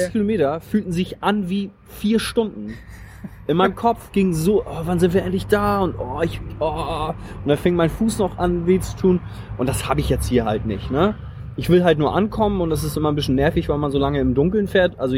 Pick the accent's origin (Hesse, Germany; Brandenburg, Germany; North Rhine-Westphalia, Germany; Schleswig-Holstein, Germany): Schleswig-Holstein, Germany; Flensburg; ich komme aus Schleswig-Holstein, aus Flensburg.